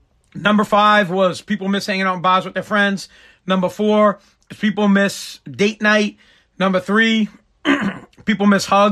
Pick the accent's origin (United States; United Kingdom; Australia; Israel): United States; Woburn, Massachusetts; I'm from Woburn, Mass. It's where I went to high school. My family lives in Woburn